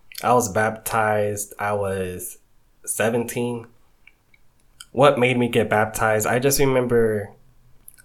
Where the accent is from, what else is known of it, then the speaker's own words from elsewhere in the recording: Georgia, United States; also born or lived in New York / Haiti (ancestry); So I grew up in Georgia, went to Georgia State, graduated 2019.